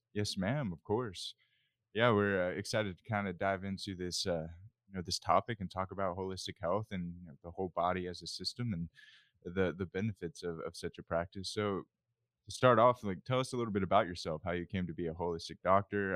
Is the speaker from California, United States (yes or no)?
no; Loudoun County, Northern Virginia, United States; I grew up in Northern Virginia in Loudoun County